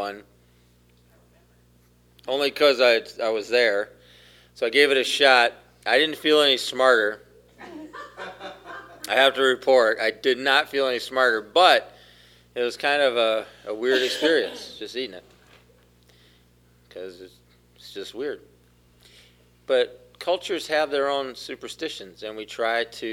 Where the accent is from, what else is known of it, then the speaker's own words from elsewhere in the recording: South Carolina, United States; I grew up in South Carolina. It's my home